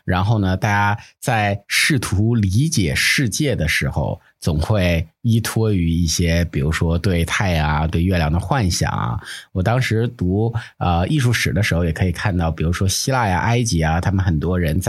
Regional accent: Northeast China, China; 我们东北那边的仪式就显得比较贫乏啊。

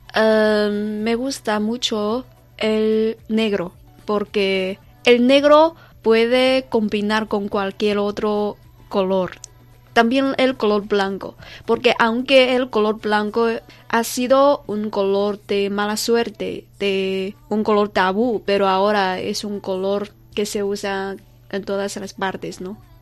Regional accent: China; los chinos tenemos la piel amarilla

